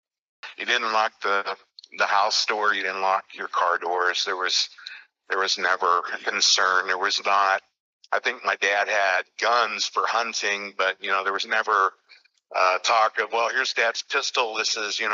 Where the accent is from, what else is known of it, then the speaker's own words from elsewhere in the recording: Iola, Kansas, United States; Growing up in Iola, it was a safe town